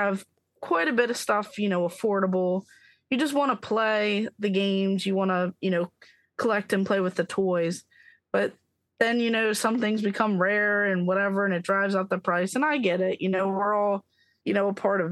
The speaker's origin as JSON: {"language": "English", "region": "Maryland", "country": "United States", "said": "I'm from Maryland"}